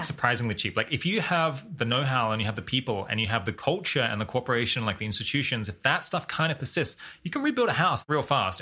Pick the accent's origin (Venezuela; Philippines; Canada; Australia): Australia; as an Australian